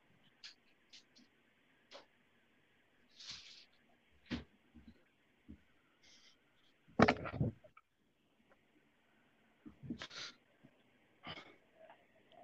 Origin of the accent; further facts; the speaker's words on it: Long Beach, California, United States; I'm born and raised in Long Beach, so that's where my heart is